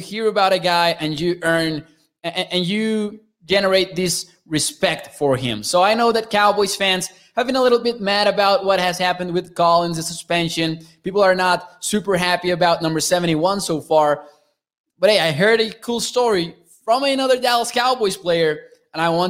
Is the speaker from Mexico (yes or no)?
yes; Mexico; I'm from Mexico